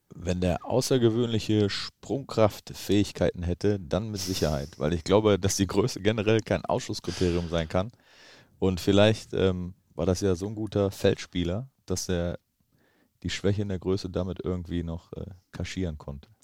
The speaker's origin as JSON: {"language": "German", "area": "Mönchengladbach area", "region": "North Rhine-Westphalia", "country": "Germany", "moved": "yes", "lives_now": "Bremen, Germany", "said": "ich komme da aus der Ecke"}